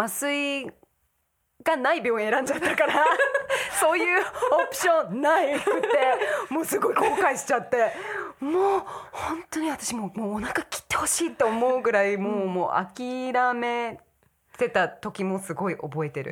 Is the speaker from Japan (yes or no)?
no; United States; moved away; 私はアメリカ育ちだから